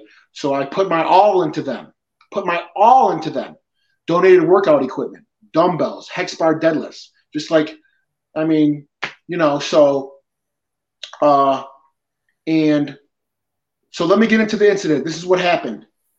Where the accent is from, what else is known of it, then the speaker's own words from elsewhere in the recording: Peñuelas, Puerto Rico; born there; I'm Puerto Rican. I was born in Peñuelas, okay?